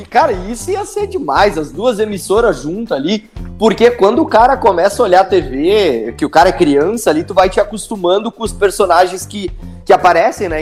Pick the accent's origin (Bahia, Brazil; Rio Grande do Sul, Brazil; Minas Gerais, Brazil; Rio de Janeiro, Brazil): Rio Grande do Sul, Brazil; Estrela; eu nasci em Estrela